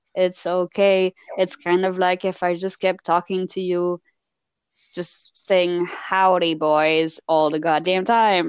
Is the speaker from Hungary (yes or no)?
no; Wallonia, Belgium; first language French; English is a second language; moved away; also born or lived in France / United States; i grew up being belgian